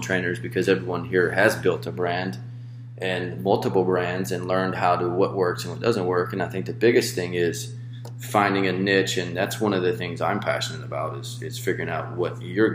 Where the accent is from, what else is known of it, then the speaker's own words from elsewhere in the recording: Tupelo, Mississippi, United States; moved away as an adult; also born or lived in Hawaii; I was born and raised in Tupelo, Mississippi, the home of Elvis Presley.